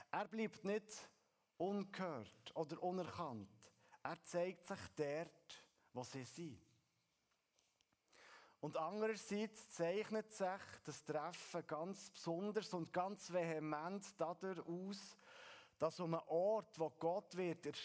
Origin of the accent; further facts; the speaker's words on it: Switzerland; wenn wir als Schweizer von einem Berg reden oder lesen